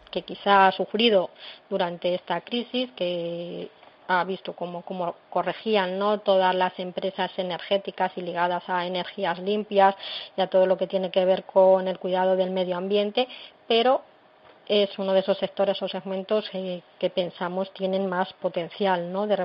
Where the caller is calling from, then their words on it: Valladolid, Castile and León, Spain; llamo de Valladolid